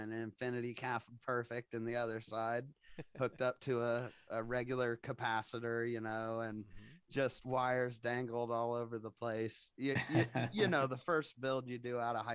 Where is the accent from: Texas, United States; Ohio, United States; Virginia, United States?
Ohio, United States; Xenia; moved away; I'm actually from a little town in Ohio called Xenia